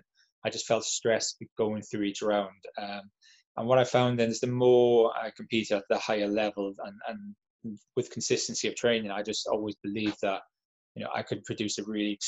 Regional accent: Llanelli, Wales, United Kingdom; I grew up in Llanelli in South Wales

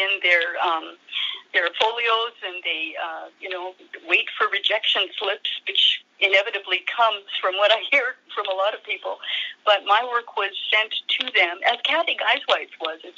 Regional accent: North Vancouver, British Columbia, Canada; moved away; also born or lived in Hamilton, Ontario / Dundas, Ontario / northern Canada; I grew up in North Vancouver, which is just across the pond from the main city

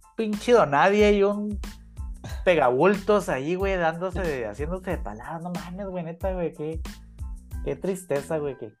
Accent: Mexico; me sentí yo como mexicano ofendido

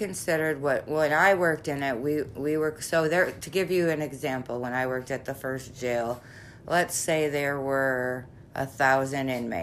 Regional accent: Chicago, Illinois, United States; we're from Chicago.

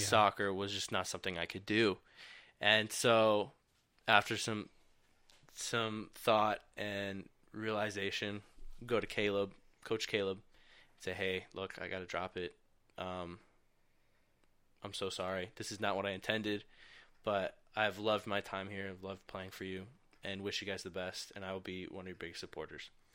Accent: Michigan, United States; growing up in Michigan

